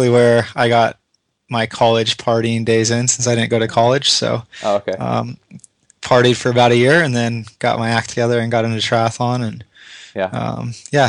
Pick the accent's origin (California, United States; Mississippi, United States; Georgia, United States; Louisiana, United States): California, United States; Riverbank; moved away; also born or lived in Fort Worth, Texas; I'm from Modesto, Riverbank, California. It's in the Central Valley